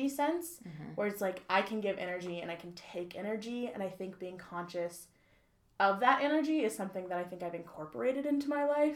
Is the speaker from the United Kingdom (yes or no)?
no; New Bern, North Carolina, United States; I'm from New Bern, North Carolina, so the beach.